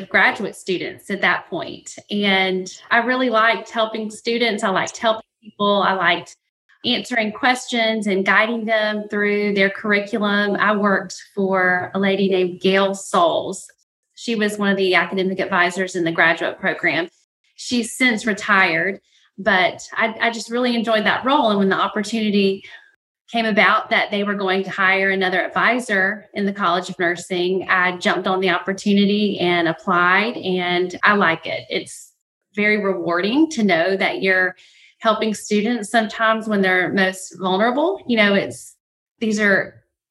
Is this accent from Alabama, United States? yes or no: yes; Mobile, Alabama, United States; I'm from Mobile, Alabama